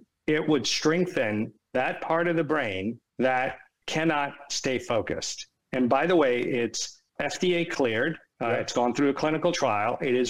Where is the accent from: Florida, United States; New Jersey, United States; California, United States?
California, United States; San Francisco; moved away; also born or lived in East Coast, United States; I was born and raised in San Francisco. Half my life was out there and half my life is here. So I'm a child of both coasts.